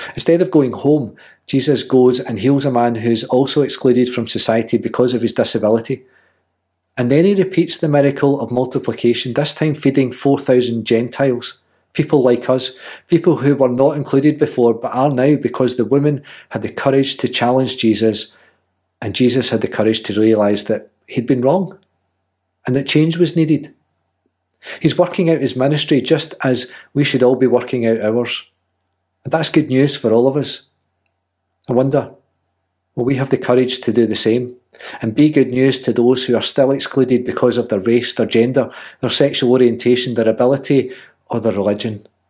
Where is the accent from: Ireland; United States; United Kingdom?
United Kingdom; Scotland; she's just as Scottish as I am